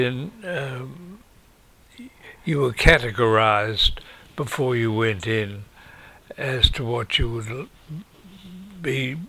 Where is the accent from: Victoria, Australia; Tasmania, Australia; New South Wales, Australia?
Victoria, Australia; Melbourne; also born or lived in London / Sydney; I grew up here. We went to Sydney for a while, then we came back to back to Melbourne. We went to St Kilda to start with. Then my next recollection is at 49 Cole Street, Elwood